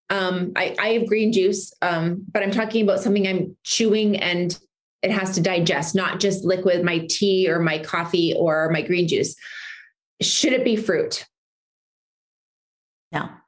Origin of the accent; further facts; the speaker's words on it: Canada; now in United States; because I mean, I'm I'm Canadian, we have a different system over there